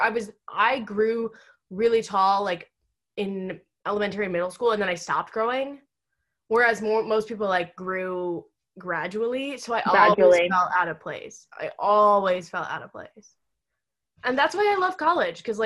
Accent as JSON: {"language": "English", "country": "United States", "tie": "born or raised there", "said": "I was born in America"}